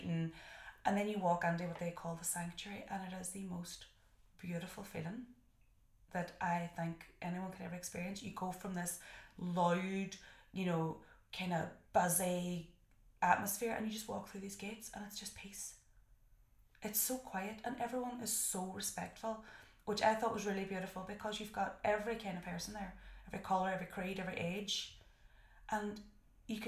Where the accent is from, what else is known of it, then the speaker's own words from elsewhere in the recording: Derry, Northern Ireland, United Kingdom; I'm from Derry.